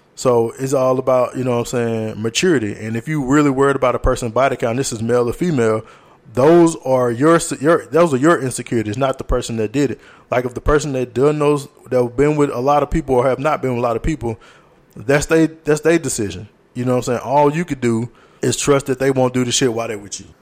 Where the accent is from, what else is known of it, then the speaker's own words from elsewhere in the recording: Louisiana, United States; moved away; the school systems are dying down in Louisiana and they're combining schools in my hometown